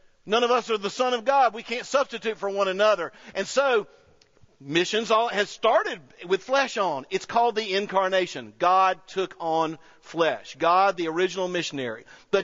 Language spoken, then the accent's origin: English; United States; I'm an American.